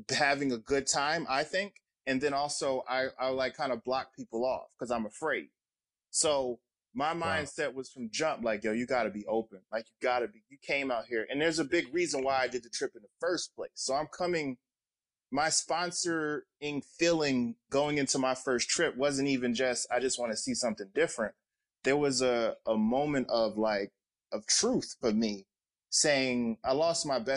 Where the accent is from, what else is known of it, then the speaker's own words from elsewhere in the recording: North New Jersey, United States; I'm from North New Jersey.